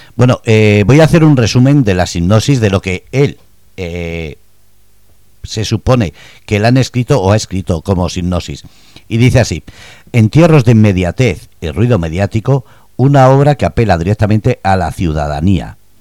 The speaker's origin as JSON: {"language": "Spanish", "country": "Spain", "moved": "yes", "lives_now": "Germany", "said": "como española y como persona que vives en Alemania"}